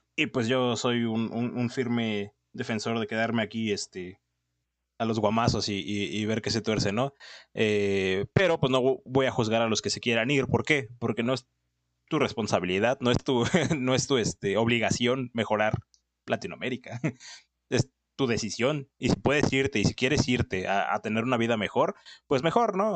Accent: Mexico; soy mexicano, o sea, realmente me pones en Argentina y yo sigo siendo mexicano

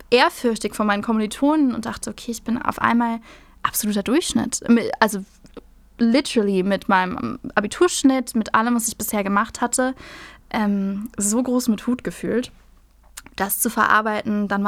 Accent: Hamburg, Germany; Ich bin Hamburgerin.

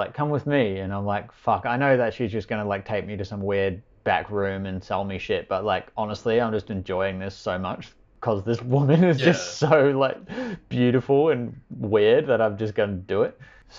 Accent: Australia; And I'm like, Australia.

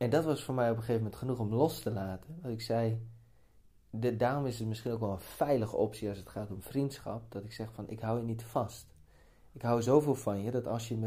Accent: Spakenburg, Utrecht, Netherlands; maar ik kom uit Spakenburg, dus, ik, ben, dus- ik ben gewoon zo.

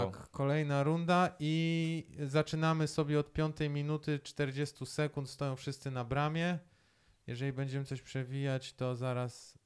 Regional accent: Poland; ja jestem z Polski

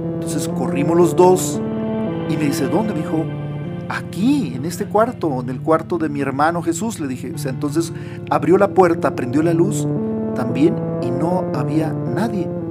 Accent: Nogales, Sonora, Mexico; Cuando yo tenía eh, siete años, Vivíamos en una casa allá donde nací, en Nogales, en la frontera con Estados Unidos, en Sonora, en el estado de Sonora, en México

